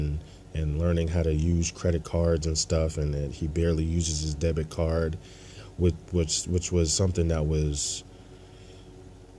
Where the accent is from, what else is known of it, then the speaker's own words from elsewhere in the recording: Burlington, New Jersey, United States; I'm from New Jersey, from a small town in New Jersey, Burlington, New Jersey.